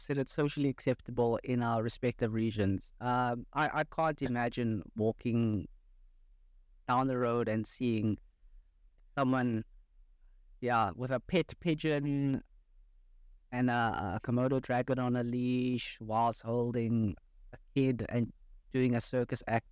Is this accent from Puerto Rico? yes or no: no; South Africa; growing up in South Africa